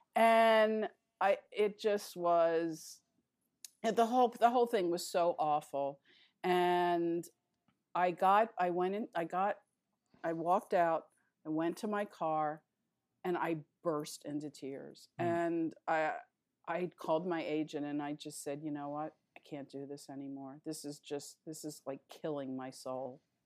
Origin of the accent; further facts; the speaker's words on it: Philadelphia, Pennsylvania, United States; moved away as an adult; also born or lived in New York City / Queens / Los Angeles; I was pretty much raised in Philadelphia